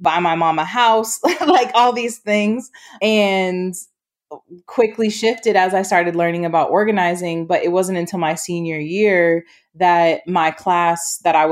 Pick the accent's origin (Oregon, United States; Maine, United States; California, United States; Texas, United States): Maine, United States; also born or lived in Broward County, Florida; now in Minnesota, United States; Originally, I'm from Southern Florida, was born in Broward County, and then moved to Maine when I was about 5 or 6 years old with my family.